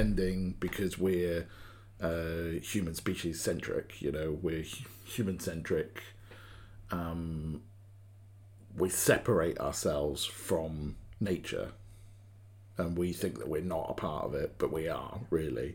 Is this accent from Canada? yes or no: no; United Kingdom; I'm a Brit